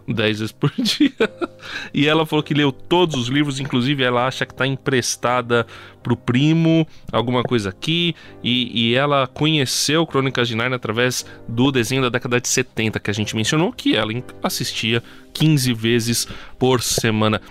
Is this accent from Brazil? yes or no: yes; ABC Paulista, São Paulo, Brazil; como eu sou do ABC, eu lembro, a gente tinha a Gibiteca, ou tem ainda a Gibiteca, em Santo André e em São Sim. Bernardo